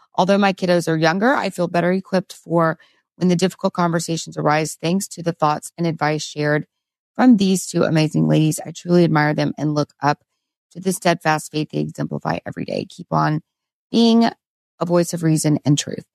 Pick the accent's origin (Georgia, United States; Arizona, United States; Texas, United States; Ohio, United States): Texas, United States; as a Texan